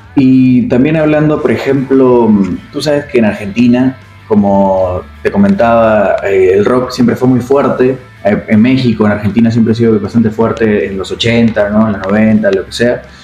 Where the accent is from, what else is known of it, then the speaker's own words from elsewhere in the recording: Tacna, Peru; de nuestra ciudad, de la ciudad Tacna